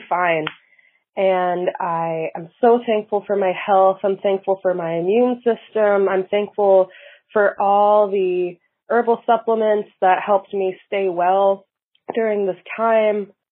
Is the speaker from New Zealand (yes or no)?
no; Grosse Ile, Michigan, United States; I'm from Grocille. I grew up on Grocille